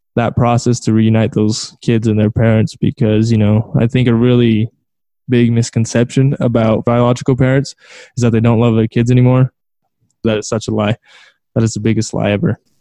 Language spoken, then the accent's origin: English; San Diego, California, United States; I'm originally from California, um, San Diego